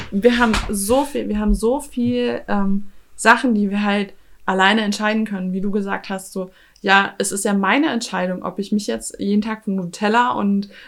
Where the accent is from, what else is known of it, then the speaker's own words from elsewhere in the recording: Austria; ich bin damit aufgewachsen im Kleinkalkrieg in Österreich.